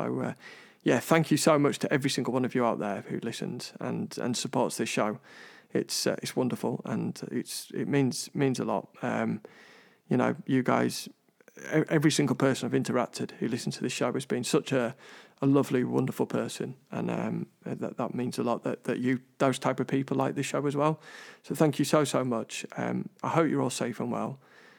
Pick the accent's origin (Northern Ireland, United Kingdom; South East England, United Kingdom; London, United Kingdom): London, United Kingdom; I'm originally from London